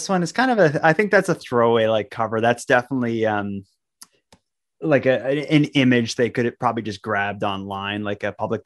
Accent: North Sydney, Nova Scotia, Canada; in the area that Donnie and I grew up in Cape Breton, in North Sydney

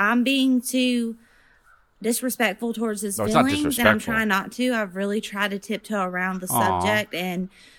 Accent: South Carolina, United States; I'm from South Carolina.

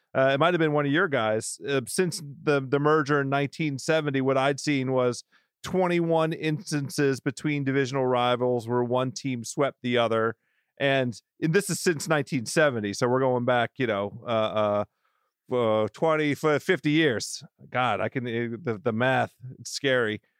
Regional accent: Washington, District of Columbia, United States; born or raised there

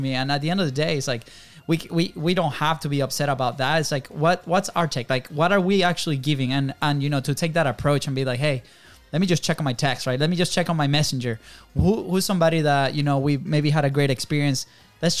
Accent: Venezuela; moved away; we grew up in Venezuela

